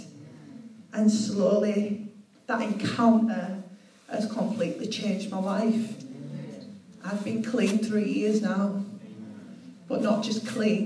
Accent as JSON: {"language": "English", "town": "Leeds", "region": "Yorkshire and the Humber", "country": "United Kingdom", "said": "I'm from Leeds"}